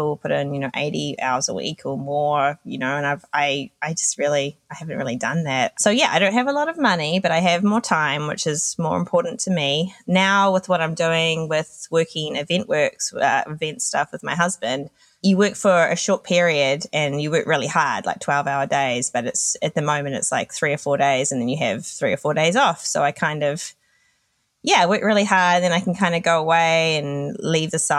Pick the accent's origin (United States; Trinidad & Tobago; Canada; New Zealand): New Zealand; moved away as an adult; also born or lived in Australia / London; So I'm originally from New Zealand. When I was 21, I moved to Australia